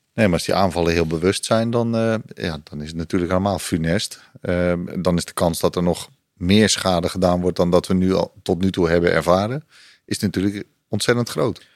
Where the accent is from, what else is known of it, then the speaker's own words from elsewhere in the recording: Netherlands; als Nederlander